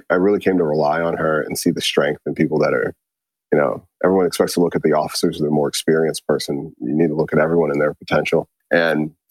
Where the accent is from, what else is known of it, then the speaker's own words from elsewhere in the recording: Maryland, United States; moved away as an adult; also born or lived in Fort Hood, Texas; I grew up in Maryland